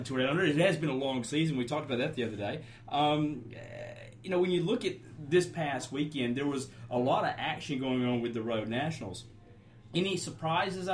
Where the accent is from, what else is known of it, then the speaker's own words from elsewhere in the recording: Louisiana, United States; now in Australia; I'm from the U.S. Louisiana.